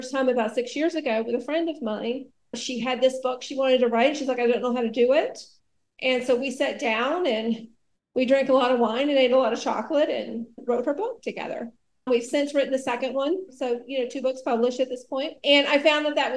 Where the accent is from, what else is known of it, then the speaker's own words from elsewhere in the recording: rural Alabama, United States; I grew up in the South, in rural Alabama